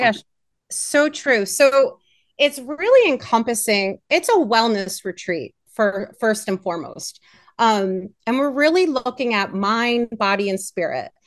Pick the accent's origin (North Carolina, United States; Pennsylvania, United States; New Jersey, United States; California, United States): Pennsylvania, United States; Pittsburgh; I hail from Pittsburgh, PA